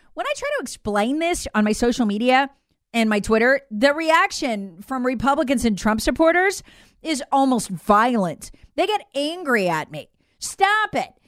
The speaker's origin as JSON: {"language": "English", "region": "South Carolina", "country": "United States", "said": "my home state of South Carolina"}